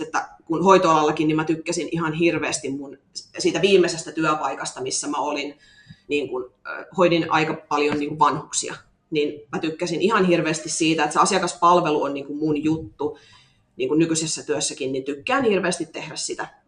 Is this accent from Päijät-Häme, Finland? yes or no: no; Kauhava, South Ostrobothnia, Finland; accent: Ostrobothnian; moved away as an adult; also born or lived in Seinäjoki; now in Tampere, Finland; mä oon kotoisin Pohjanmaalta, Kauhavalta